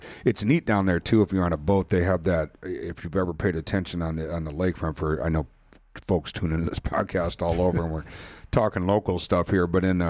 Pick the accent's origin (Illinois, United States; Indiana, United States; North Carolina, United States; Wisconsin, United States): Wisconsin, United States; Milwaukee; when I grew up in Milwaukee, there's a group called the Milwaukee Community Sailing Center